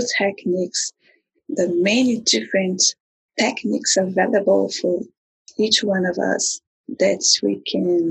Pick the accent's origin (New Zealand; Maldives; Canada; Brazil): Brazil; now in United States; I am also from Brazil, a very amazing place that is have a forever place in my heart. And now I am an American citizen.